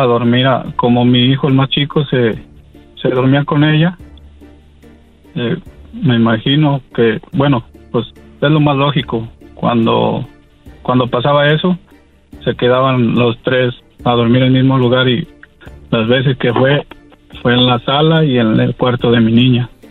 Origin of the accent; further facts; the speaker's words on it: Mexico; also born or lived in Washington, United States; soy mexicano voy y vengo año tras año de a mi pueblo, aquí a, a Washington